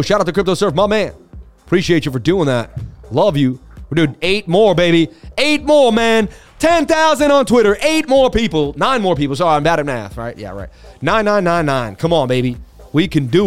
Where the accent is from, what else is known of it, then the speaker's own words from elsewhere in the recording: Boston, Massachusetts, United States; moved away; also born or lived in New York City; I'm from Boston. Lived in New York City.